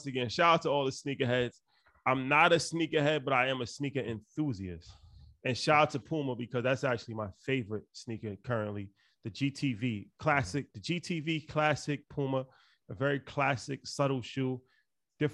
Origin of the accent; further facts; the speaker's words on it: New York, United States; Just for the record, Nike boots started, and I'm from New York.